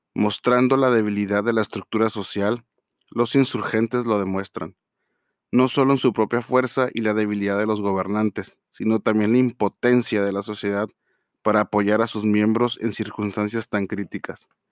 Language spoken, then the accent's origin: Spanish; Mexico; nosotros como tal, como mexicanos